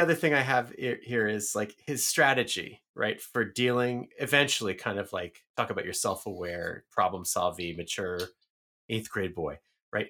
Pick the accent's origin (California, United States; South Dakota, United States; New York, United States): New York, United States; New York City; moved away as an adult; I grew up in the Bronx